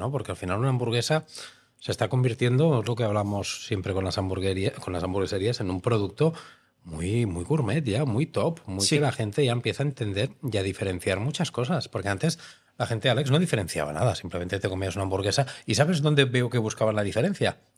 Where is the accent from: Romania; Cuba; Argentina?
Romania; now in Spain; Soy rumano.